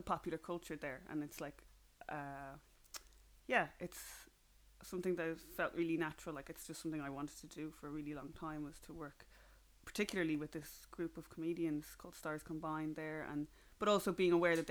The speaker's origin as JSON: {"language": "English", "country": "Ireland", "tie": "born or raised there", "accent": "flat Irish", "said": "my accent is very kind of flat and Irish"}